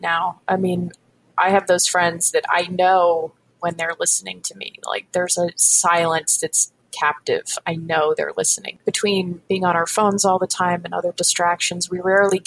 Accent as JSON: {"language": "English", "region": "Northeast", "country": "United States", "tie": "born or raised there", "said": "I grew up in the Northeast."}